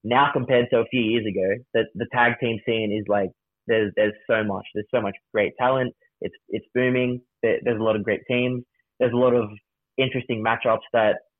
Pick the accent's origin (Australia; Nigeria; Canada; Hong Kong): Australia; us being Australian